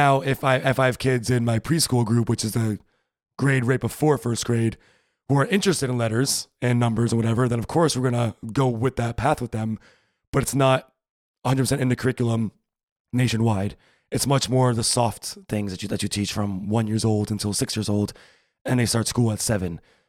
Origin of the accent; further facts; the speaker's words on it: United States; first language English; moved away as an adult; now in Germany; I'm American.